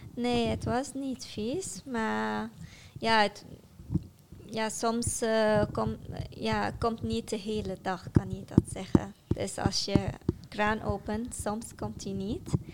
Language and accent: Dutch; Syria; Dutch is a second language; moved away as an adult; now in Netherlands; van Syrië naar Lebanon ben ik gegaan met de auto.